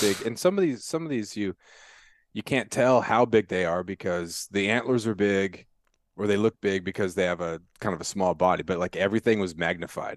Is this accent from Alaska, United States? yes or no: yes; Prince of Wales Island, Alaska, United States; growing up on Principal Wales Island